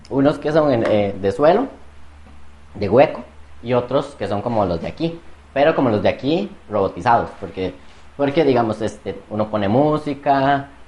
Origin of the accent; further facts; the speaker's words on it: Cartago, Costa Rica; Yo soy de Cartago, así que no me ofendan